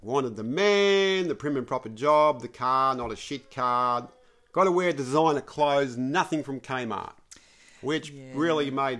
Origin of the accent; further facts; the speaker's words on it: Sydney, New South Wales, Australia; because you know how I'm from the Northern Beaches, baby. You know, the comb over Northern Beaches.